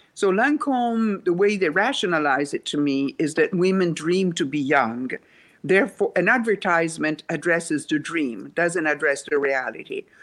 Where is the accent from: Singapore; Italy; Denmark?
Italy; Rome, Lazio; English is a second language; moved away as an adult; now in United States; I was born in Rome, Italy